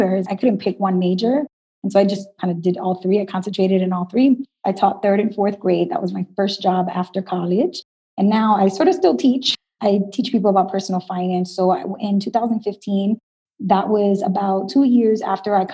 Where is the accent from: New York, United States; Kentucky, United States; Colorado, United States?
New York, United States; New York City; I was born and raised in Brooklyn, New York, and my parents are from Dominican Republic